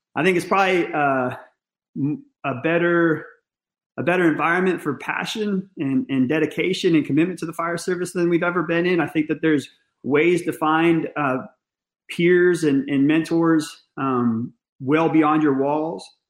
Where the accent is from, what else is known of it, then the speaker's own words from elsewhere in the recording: Northern California, United States; I grew up in Northern California